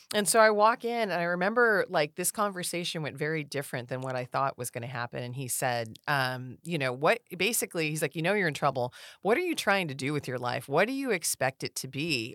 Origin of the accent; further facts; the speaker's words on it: Rancho Cordova, California, United States; also born or lived in China Lake, California / Auburn, California; we had fun growing up here. Rancho is a, a pretty, uh, neat little town